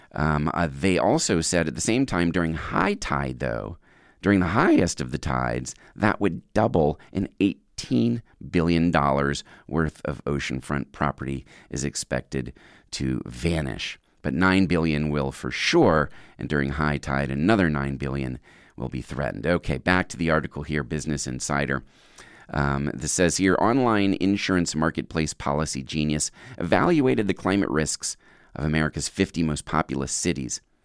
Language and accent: English; Virginia, United States; now in California, United States; my home state. Number ten, Virginia Beach, Virginia.